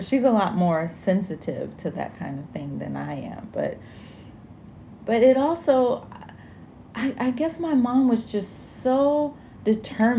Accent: Alabama, United States; I grew up in Alabama

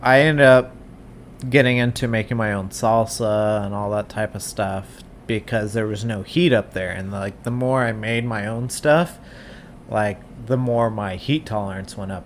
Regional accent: Southern California, United States; moved away as an adult; also born or lived in Wyoming; I grew up down in Southern California

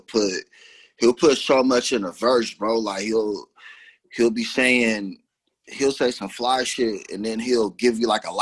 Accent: Seattle, Washington, United States; growing up in Seattle

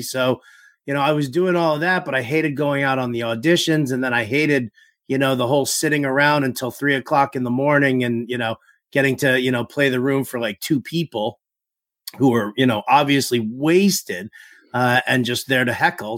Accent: New York City, New York, United States; I grew up in New York City

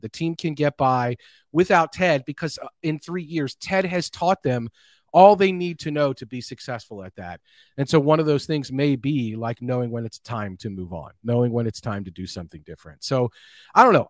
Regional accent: United States; as an American

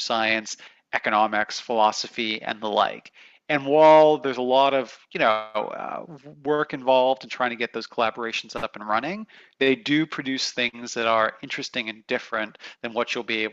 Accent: Canada; moved away; I grew up in Canada

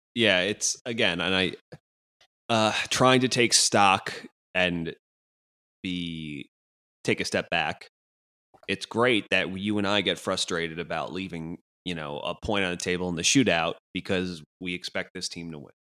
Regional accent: United States; as an American

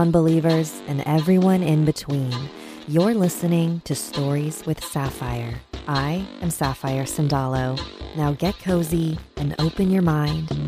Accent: Quezon City, Metro Manila, Philippines; now in San Francisco, United States; So, this happened back when my family and I were still living in the Philippines. I grew up in Quezon City before we moved here to San Francisco.

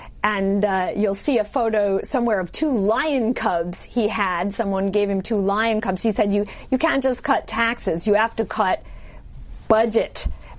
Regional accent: Chicago, Illinois, United States; also born or lived in Germany; I'm from Chicago.

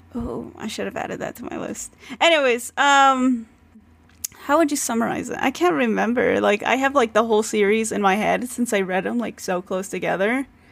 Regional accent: United States; as an American reader

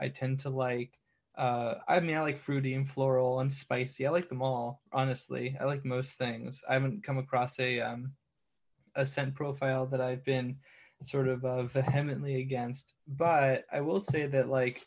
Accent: California, United States; I'm a Californian

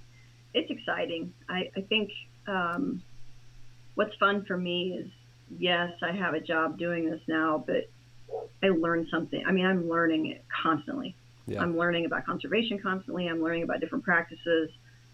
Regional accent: Indiana, United States; Well, I'm from Indiana, and I worked in horticulture for 25 years

